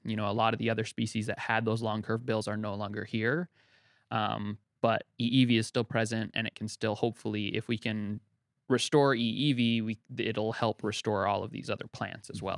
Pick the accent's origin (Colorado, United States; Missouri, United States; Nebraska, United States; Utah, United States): Utah, United States; now in Hawaii, United States; I, I grew up in Utah, um, kind of away from Hawaii, um, but my family was here